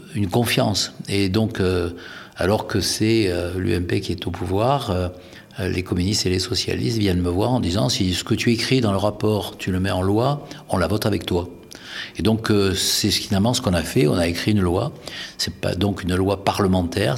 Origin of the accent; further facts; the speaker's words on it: France; nous sommes français